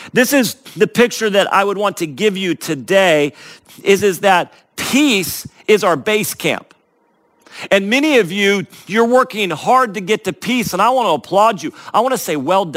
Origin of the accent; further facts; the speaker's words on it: Northern California, United States; I grew up in Northern California, which is right next to Mount Shasta